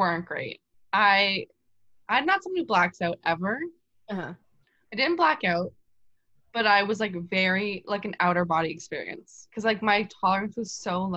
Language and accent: English; Canada; as a Canadian